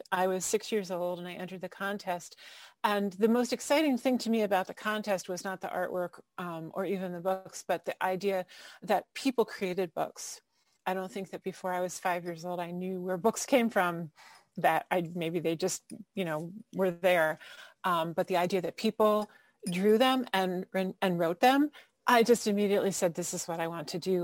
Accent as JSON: {"language": "English", "town": "Fairfield", "region": "Connecticut", "country": "United States", "tie": "born or raised there", "also_born_or_lived": "Ocean City, Maryland", "said": "I grew up in Fairfield, Connecticut, and in Ocean City, Maryland."}